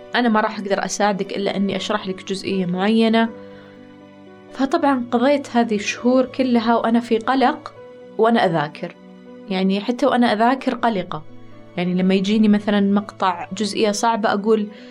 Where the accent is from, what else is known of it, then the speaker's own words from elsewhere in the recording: Saudi Arabia; عندنا في السعودية